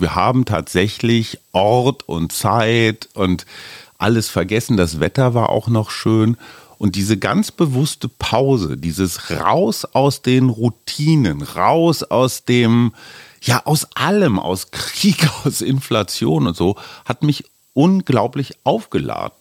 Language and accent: German; Germany; für uns als Deutsche